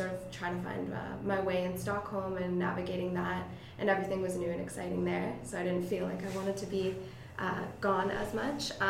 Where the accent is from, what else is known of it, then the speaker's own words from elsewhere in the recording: Canada; as a Canadian student